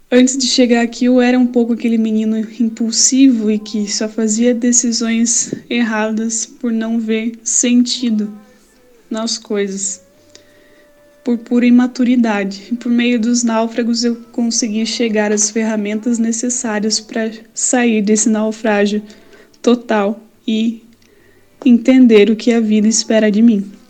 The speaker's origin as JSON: {"language": "Portuguese", "town": "Campina Grande", "region": "Paraíba", "country": "Brazil", "said": "sou de Campina Grande, Paraíba."}